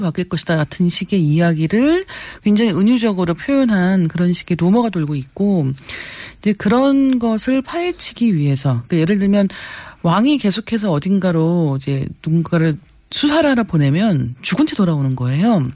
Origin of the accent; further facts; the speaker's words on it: South Korea; 저도 한국인이기 때문에